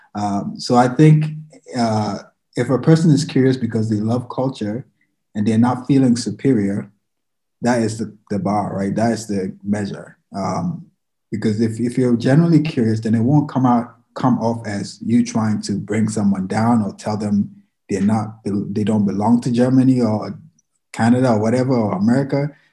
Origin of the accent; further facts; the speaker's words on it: Ghana; moved away; I'm from Ghana, I'm an immigrant.